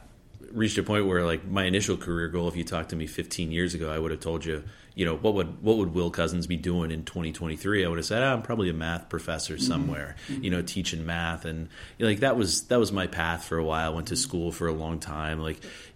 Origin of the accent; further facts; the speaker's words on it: Columbia, South Carolina, United States; moved away as an adult; I grew up in South Carolina, lived my whole life there